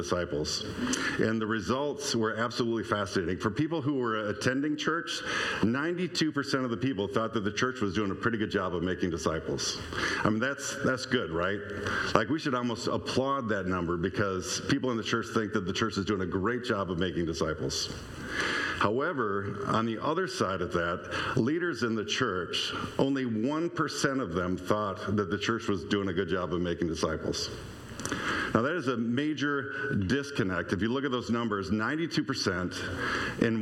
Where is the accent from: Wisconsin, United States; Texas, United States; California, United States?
Wisconsin, United States; Stoughton; moved away as an adult; I grew up in Lakeview in Stoughton, and even when I went into my 20s and moved away